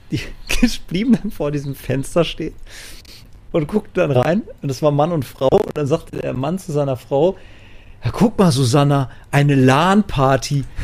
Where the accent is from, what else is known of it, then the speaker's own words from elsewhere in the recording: Dortmund, North Rhine-Westphalia, Germany; in der Dortmunder Innenstadt kam aber auch nicht, eigentlich gar nicht aus der Einzugszone, sondern ein bisschen weiter südlich aus Dortmund.